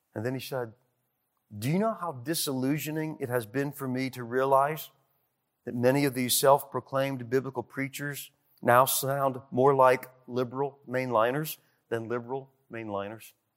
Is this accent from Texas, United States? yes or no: no; Detroit, Michigan, United States; I was from Detroit